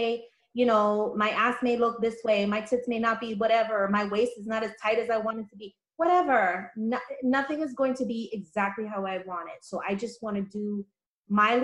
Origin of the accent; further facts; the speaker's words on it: New York City, New York, United States; I'm from the Bronx, born and raised